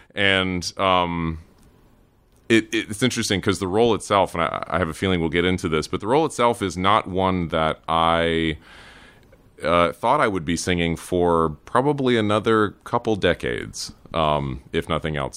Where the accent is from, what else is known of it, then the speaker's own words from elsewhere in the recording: Cary, North Carolina, United States; moved away; also born or lived in Durham, North Carolina / Raleigh, North Carolina; I was born in Durham and grew up in the Triangle area, grew up in Cary, went to, uh, high school in Raleigh